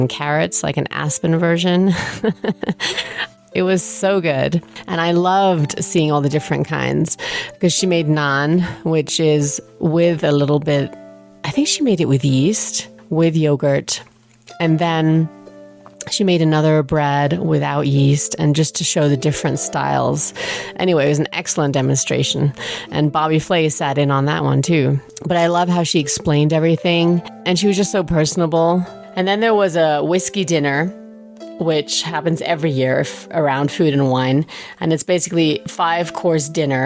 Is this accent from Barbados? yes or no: no; England, United Kingdom; moved away; when I was growing up in England, we went to an Indian restaurant maybe every other week